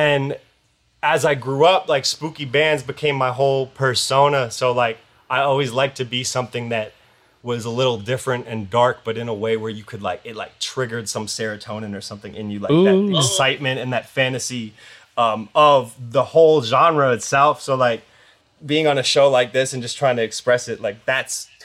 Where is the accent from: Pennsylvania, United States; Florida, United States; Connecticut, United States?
Connecticut, United States; I grew up in Connecticut on the East Coast and I went to college there